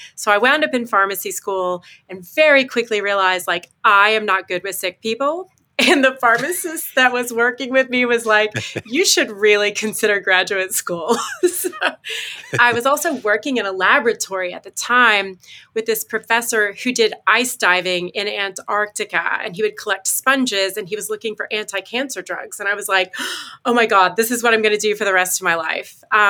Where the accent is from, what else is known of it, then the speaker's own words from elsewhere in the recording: United States; moved away as an adult; also born or lived in Mississippi; I was born and raised in Arkansas, Southeast Missouri, in a small town. My parents were first generation to college.